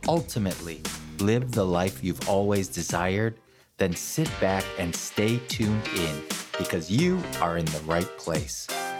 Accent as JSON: {"language": "English", "town": "Chicago", "region": "Illinois", "country": "United States", "tie": "born or raised there", "said": "my hometown, Chicago"}